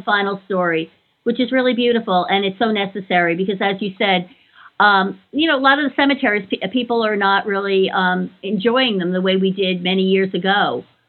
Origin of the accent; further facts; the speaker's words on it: New York, United States; I grew up in New York as well, and I lived down the street from a cemetery